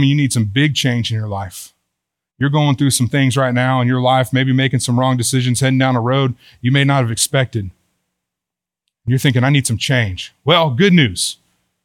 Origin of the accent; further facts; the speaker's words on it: Houston, Texas, United States; also born or lived in Oklahoma / Brownwood, Texas; now in Boerne, United States; I grew up in Houston, and so I'm Texan